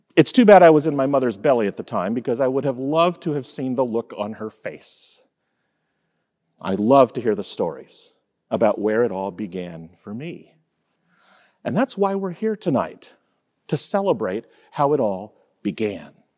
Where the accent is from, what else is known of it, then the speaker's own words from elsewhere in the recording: Fort Lauderdale, Florida, United States; I was born on January ninth, nineteen seventy-three, and shortly before that, my mom started having contractions in the small apartment where my parents were living in Fort Lauderdale, Florida